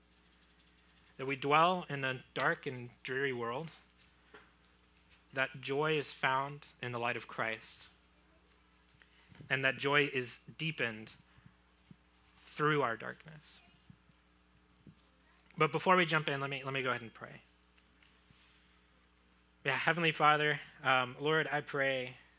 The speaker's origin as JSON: {"language": "English", "region": "Florida", "country": "United States", "tie": "born or raised there", "moved": "yes", "said": "I grew up in Florida. I had alligators in my backyard"}